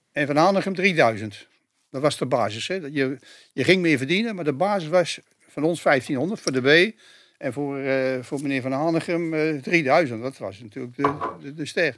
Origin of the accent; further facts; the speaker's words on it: Utrecht, Netherlands; wij komen uit Hoograven